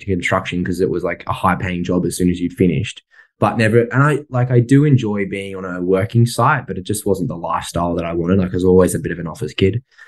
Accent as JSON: {"language": "English", "town": "Sydney", "region": "New South Wales", "country": "Australia", "tie": "born or raised there", "moved": "as an adult", "said": "I grew up in Sydney and I was there till I was about 22"}